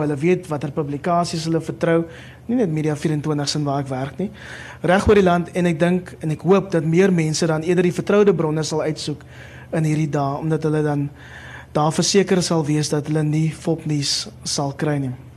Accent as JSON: {"language": "Afrikaans", "town": "Cape Town", "region": "Western Cape", "country": "South Africa", "tie": "born or raised there", "also_born_or_lived": "Kraaifontein", "said": "ek het in Mitchells Plain groot geword"}